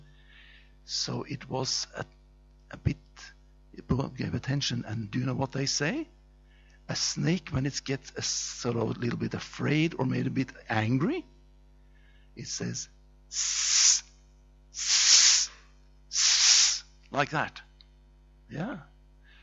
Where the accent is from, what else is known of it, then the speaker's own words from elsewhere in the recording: Norway; That's a strange name because I come from Norway. And when I was 6 years old, I walked sometimes with my father in the forest